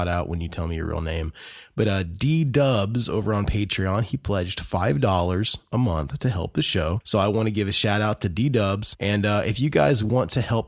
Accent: Indiana, United States; Growing up in Indiana, there's quite a Christian hardcore metal scene in Indiana

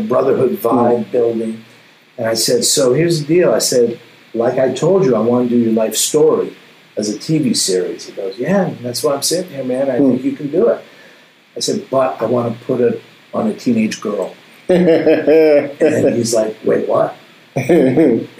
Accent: Montreal, Quebec, Canada; I grew up in Montreal

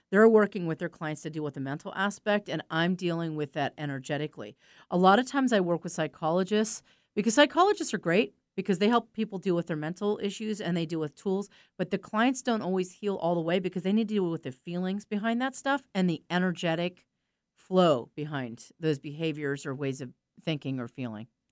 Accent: East Coast, United States; I'm from the East Coast. I grew up with people like

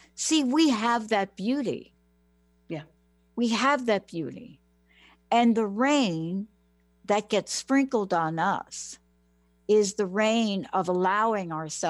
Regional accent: New York City, New York, United States; moved away; I'm a girl from the Bronx.

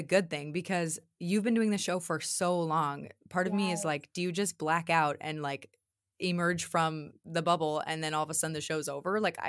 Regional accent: the South, United States; accent: Southern; So now my Southern accent, my Southern roots are going to come out.

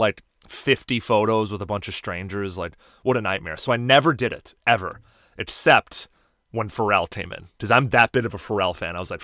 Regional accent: Chicago, Illinois, United States; I'm from Chicago

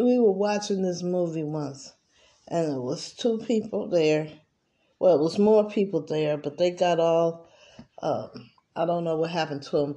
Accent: United States; I grew up in America

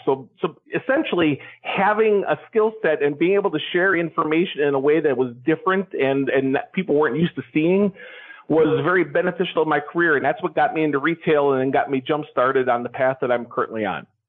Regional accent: Wisconsin, United States; move back to Wisconsin, which is my home state

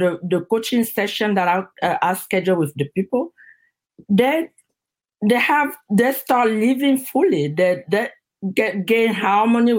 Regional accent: Cameroon; moved away as an adult; now in United States; I'm originally from Cameroon

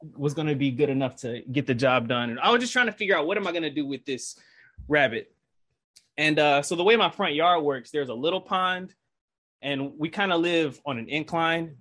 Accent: Detroit, Michigan, United States; now in Georgia, United States; I'm from Detroit. I'm, I'm an urbanite

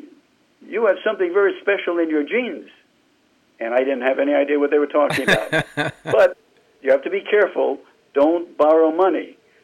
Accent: New York City, New York, United States; I grew up on the Lower East Side.

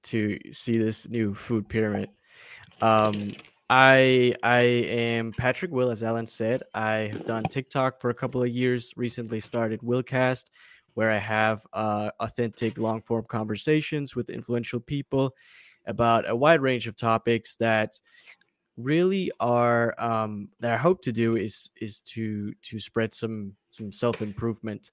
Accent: Denmark; also born or lived in Florida; I was born and raised in Denmark, Europe, a very socialistic country

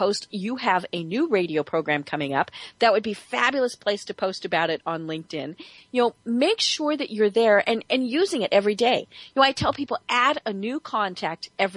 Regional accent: Colorado, United States; everyone in Colorado, which is my home state.

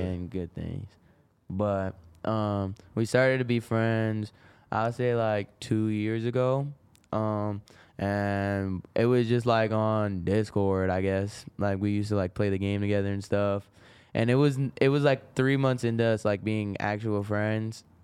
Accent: Rochester, New York, United States; I'm from Rochester

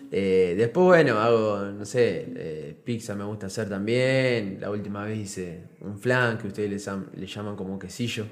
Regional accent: Argentina; moved away as an adult; now in San Cristóbal, Venezuela

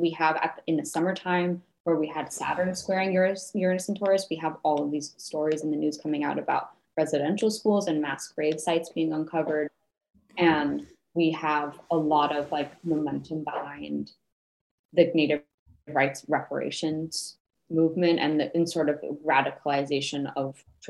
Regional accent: Los Angeles, California, United States; I'm from Los Angeles. There's a lot of like back to the earth stuff going on

